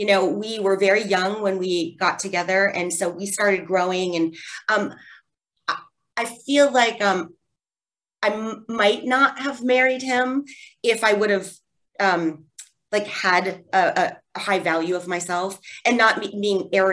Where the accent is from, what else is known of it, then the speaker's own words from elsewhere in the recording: Wooster, Ohio, United States; I grew up in Worcester, Ohio, a small town